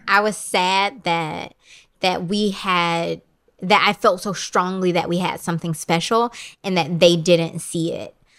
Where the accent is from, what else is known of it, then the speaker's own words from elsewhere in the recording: Detroit, Michigan, United States; moved away as an adult; also born or lived in Brooklyn, New York; I could do a lot more in my hometown